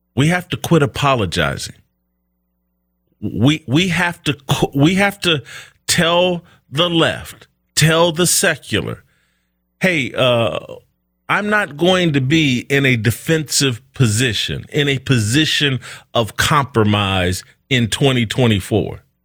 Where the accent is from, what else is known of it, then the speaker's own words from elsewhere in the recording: United States; I'm an American black man